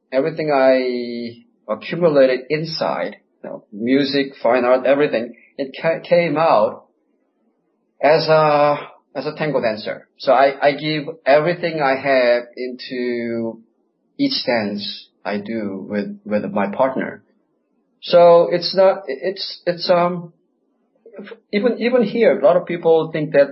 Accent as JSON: {"language": "English", "country": "South Korea", "tie": "born or raised there", "also_born_or_lived": "United States", "moved": "as an adult", "lives_now": "Buenos Aires, Argentina", "said": "I was born in Korea. I lived there 22 years, and I lived in the States for 26 years. Now I'm in Buenos Aires."}